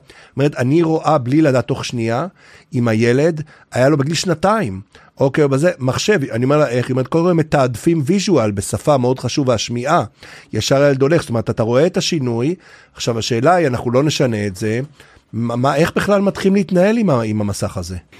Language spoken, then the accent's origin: Hebrew; Haifa area, Haifa District, Israel; רחוק בערבות חיפה, אנחנו חבורת בנים במשפחה